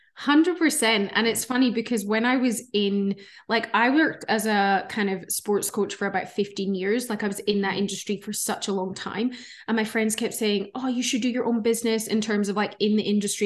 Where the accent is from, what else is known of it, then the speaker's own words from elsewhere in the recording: Scotland, United Kingdom; moved away as an adult; also born or lived in Melbourne, Australia; now in Gold Coast, Australia; you guys might hear an accent. So I'm originally from Scotland, um, but I've been living in Australia for thirteen years now.